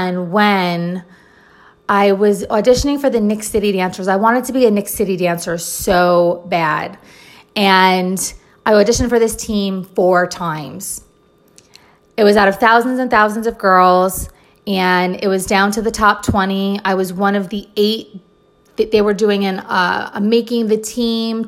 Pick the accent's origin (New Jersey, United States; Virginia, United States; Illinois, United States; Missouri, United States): New Jersey, United States; I'm originally from New Jersey